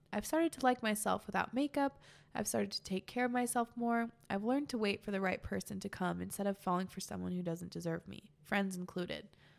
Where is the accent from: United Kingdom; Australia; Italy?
Italy; I'm 16 and I'm from Italy.